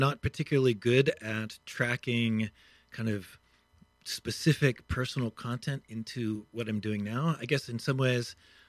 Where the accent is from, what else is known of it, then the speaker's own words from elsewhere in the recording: Pittsburgh, Pennsylvania, United States; Pittsburgh, Pennsylvania.